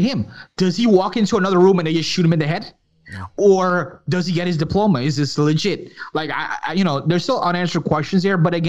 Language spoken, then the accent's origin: English; New York, United States; I was born in New York, but my background is Guyanese, which is in South America from Guyana.